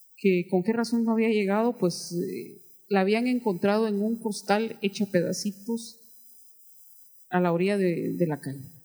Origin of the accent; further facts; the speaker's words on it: Guatemala; entré a trabajar a, tribunales de justicia en mi país